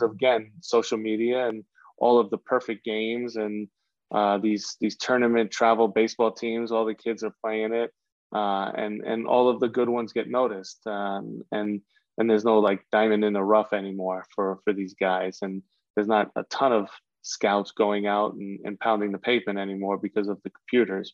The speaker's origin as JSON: {"language": "English", "region": "New York", "country": "United States", "tie": "born or raised there", "said": "growing up in New York"}